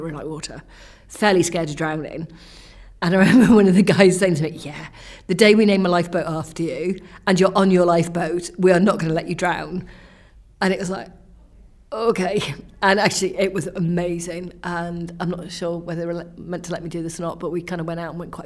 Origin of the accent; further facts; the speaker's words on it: Wales, United Kingdom; I'm Welsh